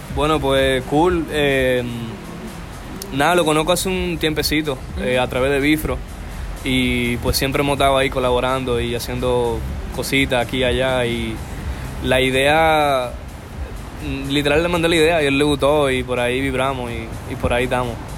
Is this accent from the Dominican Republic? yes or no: yes; Dominican Republic; como dominicano